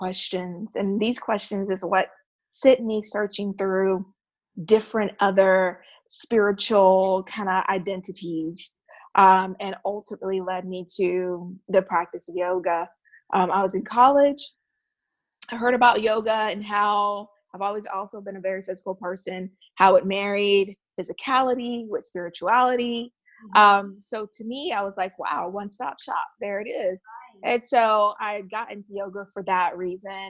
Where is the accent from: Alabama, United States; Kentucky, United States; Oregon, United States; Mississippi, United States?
Alabama, United States; Enterprise; now in Charlotte, United States; living in Charlotte, North Carolina, but born and raised in Enterprise, Alabama